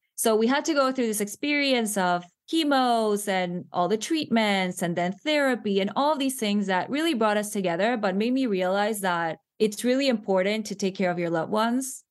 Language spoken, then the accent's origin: English; Panama; moved away as an adult; now in United States; I am from Panama. I was born and raised there.